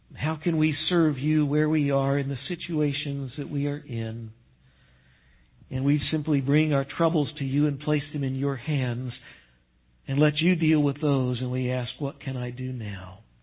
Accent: Texas, United States; moved away; I grew up in Texas, and West Texas is no better

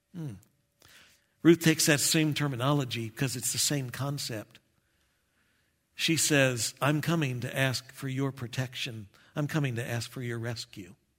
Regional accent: Texas, United States; moved away; I'm from Texas

